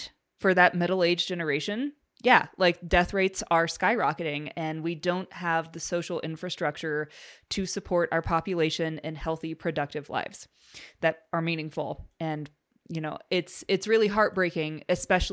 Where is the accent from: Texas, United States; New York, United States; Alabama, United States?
Alabama, United States; I was raised in Alabama